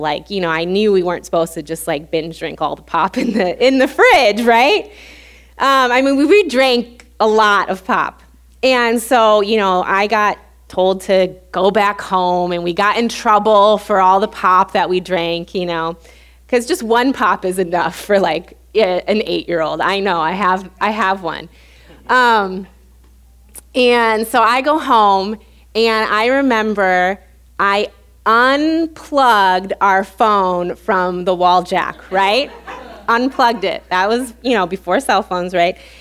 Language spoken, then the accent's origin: English; Illinois, United States; moved away as an adult; also born or lived in Louisiana; we're both from Illinois. When we moved back to Illinois